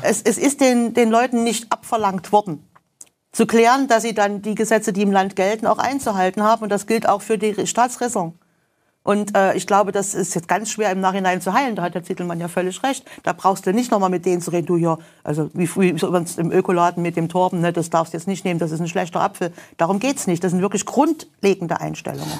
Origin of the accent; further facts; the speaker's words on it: Germany; ich mich gerne als Deutscher